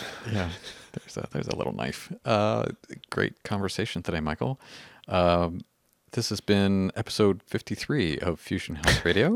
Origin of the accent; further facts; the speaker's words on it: Canada; we're Canadian-y.